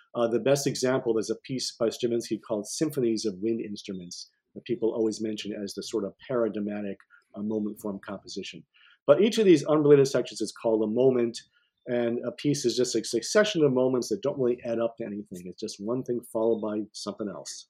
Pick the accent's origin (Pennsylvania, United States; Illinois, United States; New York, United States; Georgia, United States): New York, United States; Cortland; also born or lived in Ithaca, New York; I grew up in Cortland, New York